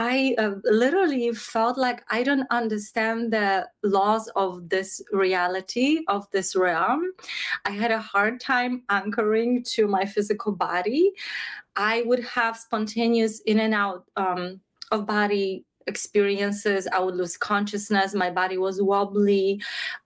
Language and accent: English; Krakow, Lesser Poland, Poland; I grew up in Krakow, Poland, in a religious country, in a religious family